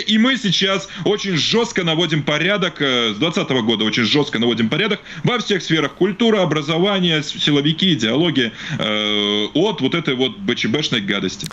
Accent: Belarus

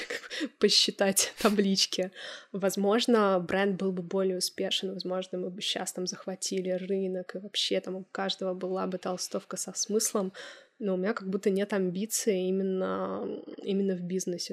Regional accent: Moscow, Russia; moved away; мой родной город, я родилась в Москве

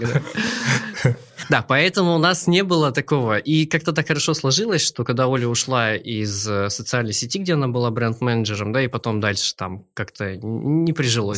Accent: Mezhdurechensk, Kemerovo Oblast, Russia; also born or lived in Novosibirsk; Сам я из Кемеровской области Кузбасс, город Междуреченск

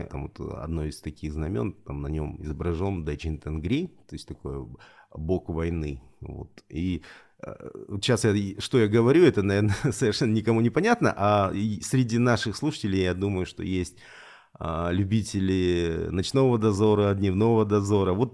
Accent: Rostov Oblast, Russia; я вообще, конечно, выходец вообще из Сальского района Ростовской области, потому что я из той части калмыков, которые были донскими казаками.

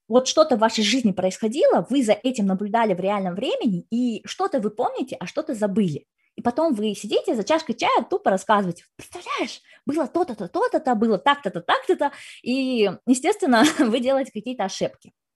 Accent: Kazakhstan; я сама из Казахстана

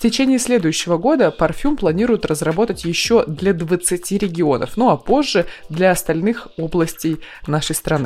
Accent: Krasnoyarsk Krai, Russia; я из Красноярского края

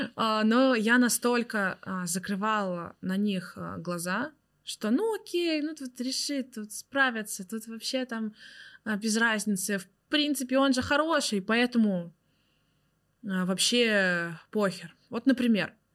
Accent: Zelenodolsk, Tatarstan, Russia; moved away; в моем родном городе. Я родилась в городе Зеленодольск, Республика Татарстан.

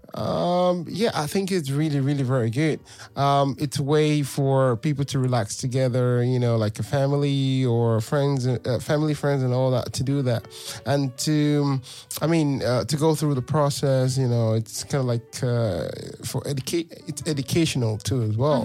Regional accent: Nigeria; moved away as an adult; now in Europe; I'm from Nigeria

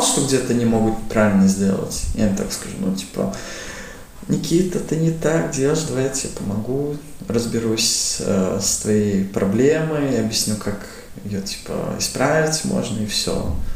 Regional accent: Riga, Latvia; мне 20 лет, я родом из Риги.

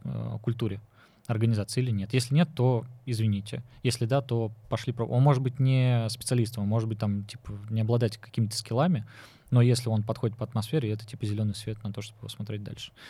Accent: Nizhny Novgorod, Nizhny Novgorod Oblast, Russia; я вот Нижегородец

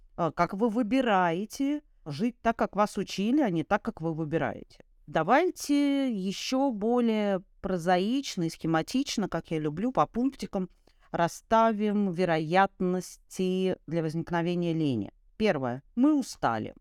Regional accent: Saint Petersburg, Russia; moved away as an adult; в Ленинграде, в моем родном городе, в котором родилась и я, и прожила до 30 лет

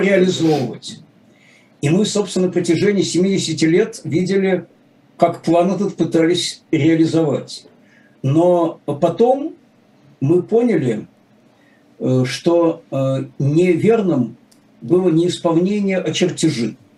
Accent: Saint Petersburg, Russia

